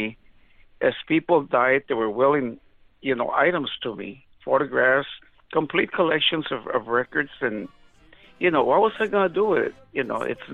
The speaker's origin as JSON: {"language": "English", "country": "United States", "said": "being American of Mexican descent, I grew up on what they now call Tejano music"}